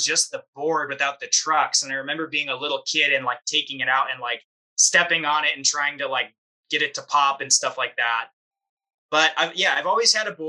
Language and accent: English; San Diego, California, United States; growing up in San Diego